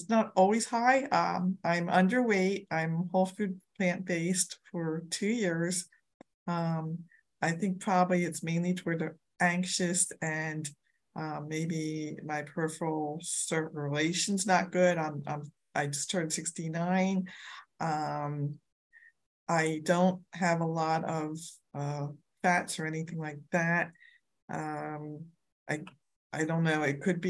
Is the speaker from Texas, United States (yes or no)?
no; Philadelphia suburbs, Pennsylvania, United States; I am from Philadelphia, PA suburbs.